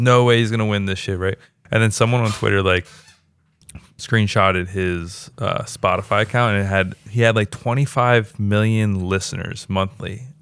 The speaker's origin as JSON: {"language": "English", "town": "Baltimore", "region": "Maryland", "country": "United States", "moved": "yes", "lives_now": "Los Angeles, United States", "said": "I'm from Baltimore"}